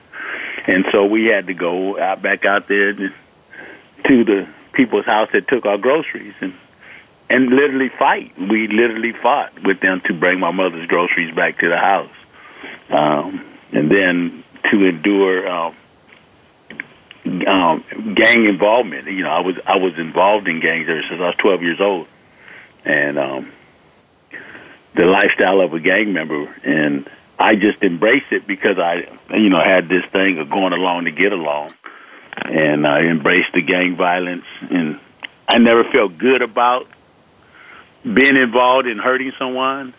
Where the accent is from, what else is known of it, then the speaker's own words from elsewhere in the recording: Los Angeles, California, United States; also born or lived in Compton, California; I grew up in Los Angeles, in Watson, and in Compton